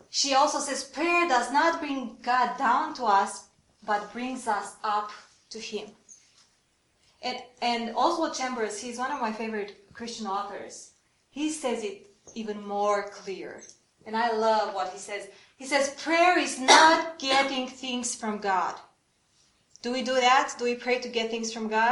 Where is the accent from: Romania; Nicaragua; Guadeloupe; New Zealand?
Romania; I'm from Romania